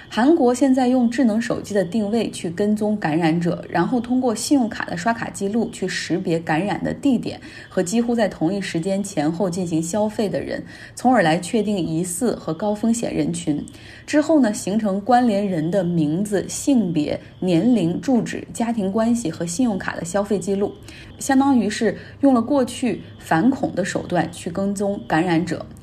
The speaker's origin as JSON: {"language": "Chinese", "town": "Harbin", "region": "Heilongjiang", "country": "China", "tie": "born or raised there", "moved": "yes", "said": "像可以以我老家哈尔滨疫情的第二波为例"}